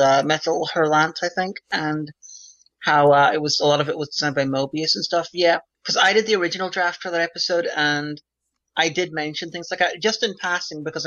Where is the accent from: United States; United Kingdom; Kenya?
United Kingdom; Derry, Northern Ireland; Derry, where I come from in Northern Ireland